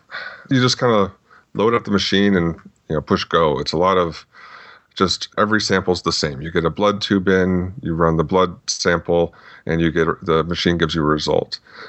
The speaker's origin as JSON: {"language": "English", "town": "Phoenix", "region": "Arizona", "country": "United States", "tie": "born or raised there", "said": "Well, I grew up mostly in the Phoenix, Arizona area. Before that, my dad was in the Air Force, so we bounced around a little bit. But then finally settled down here."}